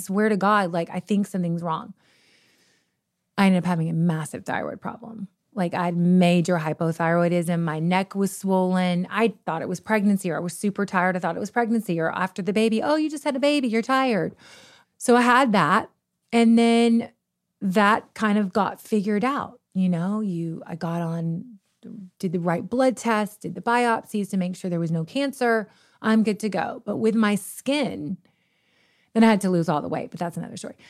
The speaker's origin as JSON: {"language": "English", "region": "Kentucky", "country": "United States", "moved": "yes", "said": "we're from the middle of nowhere. We're from Kentucky"}